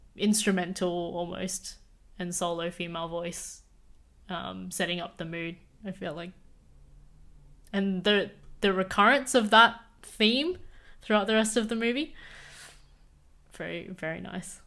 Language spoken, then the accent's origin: English; Australia; I was born in Australia